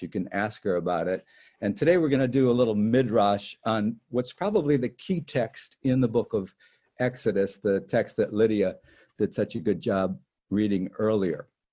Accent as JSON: {"language": "English", "town": "Detroit", "region": "Michigan", "country": "United States", "tie": "born or raised there", "moved": "yes", "said": "So I grew up in Detroit, um, most segregated city in the United States at the time."}